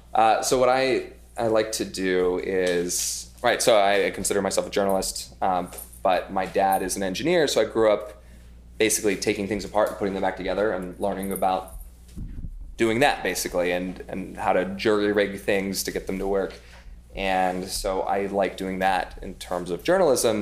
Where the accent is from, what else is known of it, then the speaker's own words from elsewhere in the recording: Idaho, United States; now in New York, United States; I grew up in Idaho